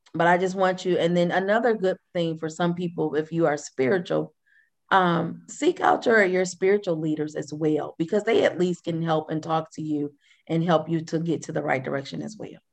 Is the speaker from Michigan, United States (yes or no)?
yes; Flint, Michigan, United States; moved away; I'm from Flint, Michigan.